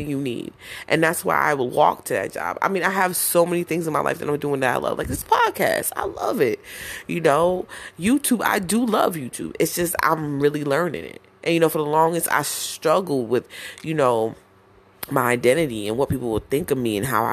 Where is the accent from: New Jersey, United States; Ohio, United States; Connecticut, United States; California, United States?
New Jersey, United States; Browns Mills; moved away; also born or lived in Newark, New Jersey; I was born in Newark, but you know what I'm saying? I was raised in Browns Mills